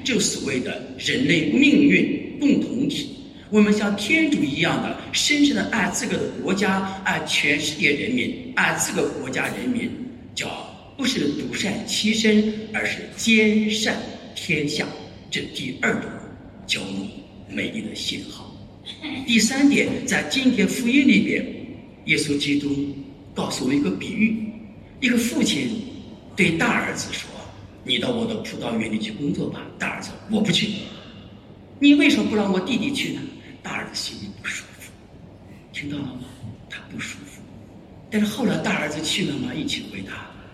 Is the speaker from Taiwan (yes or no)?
no; China; 我大英国大街上很少看到中国人，就我一个中国人面孔